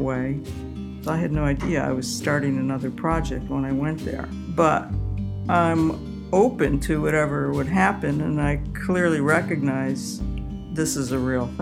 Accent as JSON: {"language": "English", "town": "Utica", "region": "New York", "country": "United States", "tie": "born or raised there", "moved": "yes", "said": "I always went home to my hometown for Easter, Utica, New York"}